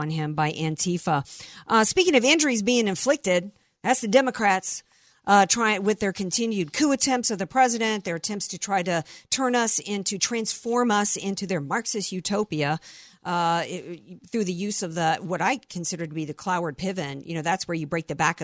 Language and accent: English; New Orleans, Louisiana, United States; I'm from New Orleans, and so I spent a little time over in Houston